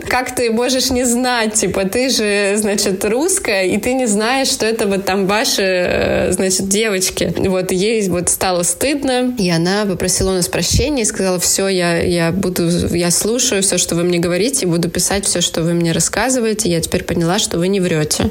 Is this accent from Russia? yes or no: no; Ukraine; moved away as an adult; now in Paris, France; мы уже собирались уезжать из Украины во Францию